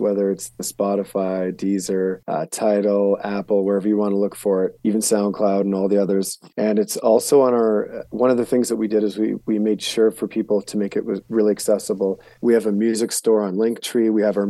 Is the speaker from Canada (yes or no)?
yes; Canada; now in Helena, United States; I was born and raised in Canada and lived there for a lot of years until about 11 years ago when I moved down to the U.S. And so I have both citizenships